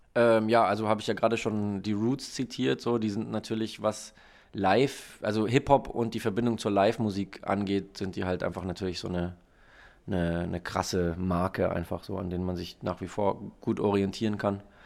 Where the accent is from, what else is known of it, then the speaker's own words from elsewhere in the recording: Munich, Bavaria, Germany; moved away as an adult; now in Hamburg, Germany; München ist immer noch so meine Heimatstadt